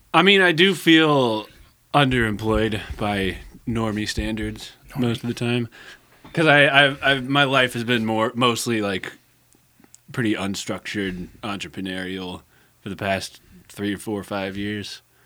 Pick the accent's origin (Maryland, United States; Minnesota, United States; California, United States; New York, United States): California, United States; Santa Rosa; moved away as an adult; also born or lived in San Jose, California; now in Eugene, United States; I grew up in Santa Rosa, which is a, a little bit bigger than Eugene